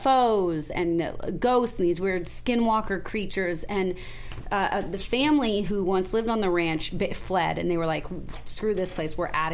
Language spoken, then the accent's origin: English; Calabasas, California, United States; born or raised there